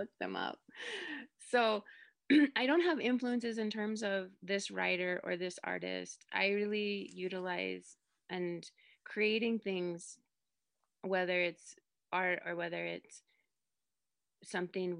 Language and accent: English; Rosebud, South Dakota, United States; I'm Sichangku Lakota. I'm originally from Rosebud, South Dakota